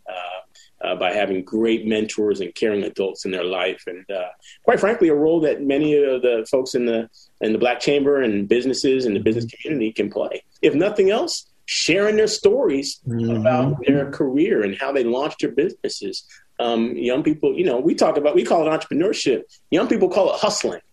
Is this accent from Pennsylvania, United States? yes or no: yes; Philadelphia, Pennsylvania, United States; also born or lived in San Jose, California; I ended up in Philly after my mom passed away, being raised by a cousin